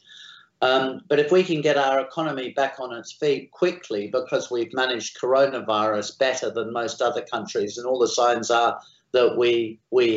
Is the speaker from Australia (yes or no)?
yes; Australia; I am Australian